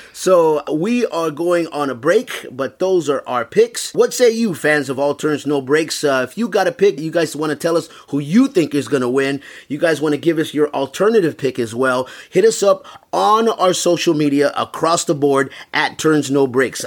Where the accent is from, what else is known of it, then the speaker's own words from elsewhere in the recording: Southern Texas, United States; I grew up in Southern Texas